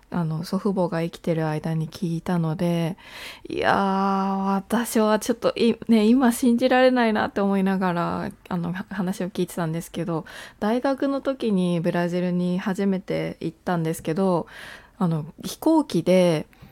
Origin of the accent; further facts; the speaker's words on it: Japan; first language Japanese; 私は日本生まれ日本育ちで学校は全部日本の教育機関を出てあのー、母国語は日本語で育った